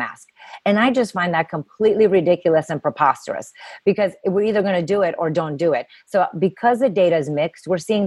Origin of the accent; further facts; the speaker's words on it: Romania; now in United States; I grew up in communism. I come from Romania. And I grew up in communism